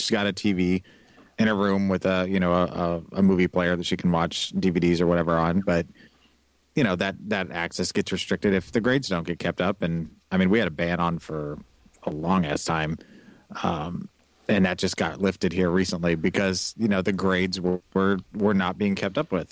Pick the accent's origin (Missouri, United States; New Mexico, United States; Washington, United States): Missouri, United States; Kansas City; moved away; it's my hometown